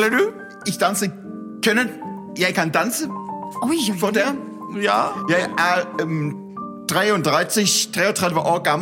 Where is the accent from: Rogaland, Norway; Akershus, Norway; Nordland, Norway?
Rogaland, Norway; Stavanger; og jeg er fra Stavanger